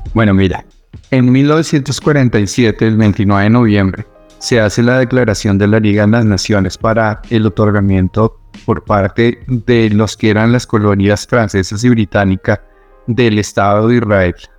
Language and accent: Spanish; Bogotá, Colombia; moved away as an adult; also born or lived in Middle East / Palestine; ser rubio con cara de europeo y haber nacido en Bogotá